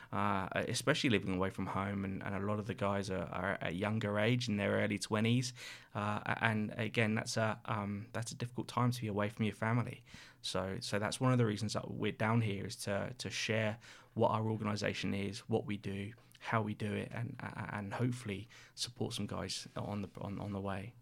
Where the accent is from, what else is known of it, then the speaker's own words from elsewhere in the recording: Reading, South East England, United Kingdom; moved away as an adult; now in Sydney, Australia; I'm from the U K, a place called Reading, just outside, uh, London, in between London and, and Bristol